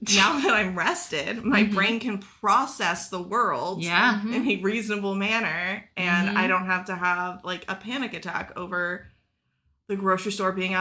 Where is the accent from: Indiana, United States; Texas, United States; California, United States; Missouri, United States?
Texas, United States; I'm from Texas.